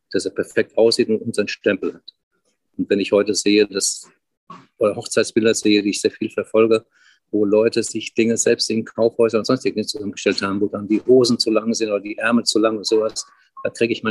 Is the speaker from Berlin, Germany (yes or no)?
no; Frankfurt am Main, Hesse, Germany; Ich habe früher im Alter von 10, 12 in Frankfurt am Main, wo ich geboren bin, Zeitungen verkauft.